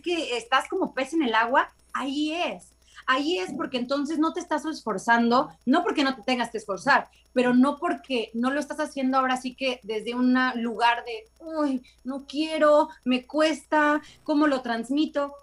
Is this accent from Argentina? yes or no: no; Veracruz, Mexico; moved away as an adult; now in Los Angeles, United States; Yo soy mexicana, soy de Veracruz, pero hace 10 años que radico en Los Ángeles en California